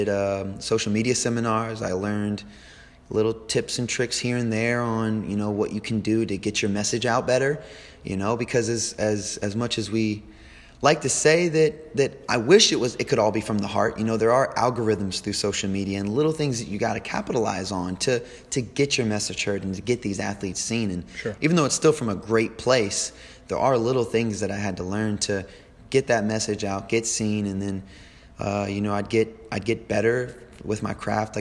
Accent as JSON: {"language": "English", "town": "Machias", "country": "United States", "said": "I'm from Machias, so we had a local gym around where I'm from"}